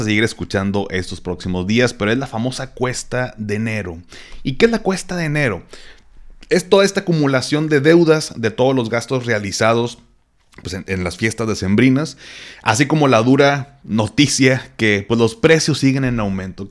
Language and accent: Spanish; Monterrey, Nuevo León, Mexico; como buen regio